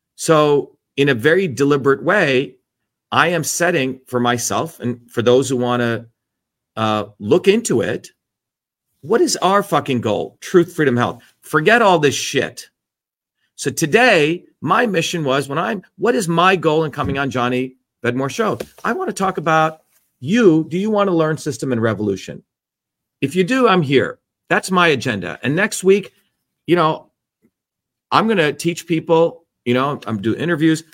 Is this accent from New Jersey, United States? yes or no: yes; New Jersey, United States; moved away; the working class people I grew up in New Jersey who were immigrants